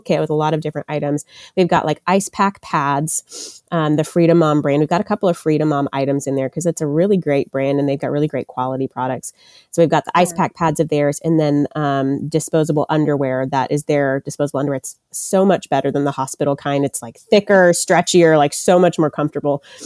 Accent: Murfreesboro, Tennessee, United States; I am from the Murfreesboro, Tennessee area, which is about 30 minutes outside of Nashville.

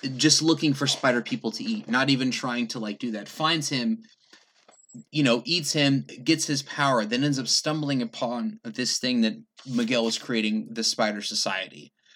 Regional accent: England, United Kingdom; moved away; I grew up in England

